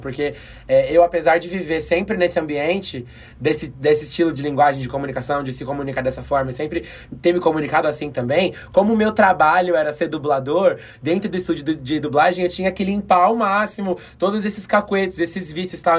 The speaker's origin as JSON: {"language": "Portuguese", "region": "São Paulo", "country": "Brazil", "said": "o lugar de onde eu vim, a Zona Leste de São Paulo"}